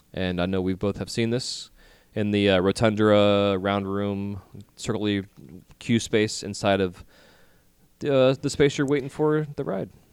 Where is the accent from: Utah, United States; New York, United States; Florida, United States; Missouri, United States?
Florida, United States; St. Petersburg; my hometown of St. Petersburg, Florida